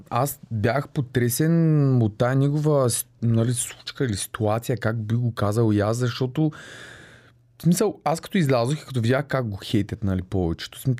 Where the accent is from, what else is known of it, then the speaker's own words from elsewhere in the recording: Yambol, Yambol Province, Bulgaria; also born or lived in Sliven / Blagoevgrad / Varna; Аз съм си родом от Ямбул. А, но много малко съм живял там, тъй като в Сливен съм учил, след това отил в Благоевград да уча, след това във Варна